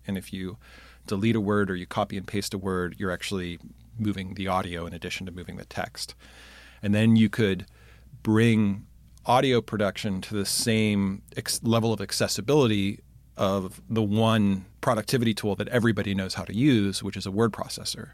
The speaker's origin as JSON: {"language": "English", "town": "Pittsburgh", "region": "Pennsylvania", "country": "United States", "also_born_or_lived": "Chicago", "moved": "as an adult", "said": "I'm originally from Pittsburgh."}